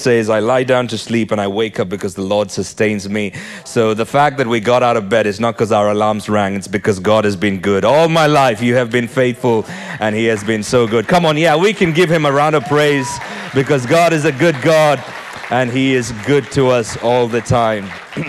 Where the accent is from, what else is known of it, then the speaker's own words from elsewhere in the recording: Nigeria; born there; Hey, I was born in Nigeria. Any Nigerians in the house?